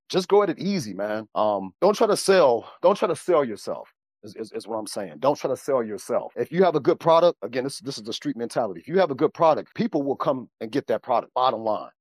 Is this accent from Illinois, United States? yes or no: yes; Chicago, Illinois, United States; I was born and raised in Chicago.